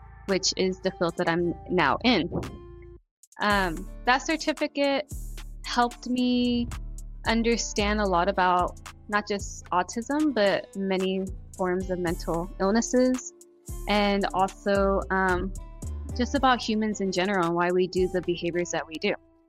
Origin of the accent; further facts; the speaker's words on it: San Antonio, Texas, United States; also born or lived in Corpus Christi; I am from San Antonio. My family's from Corpus.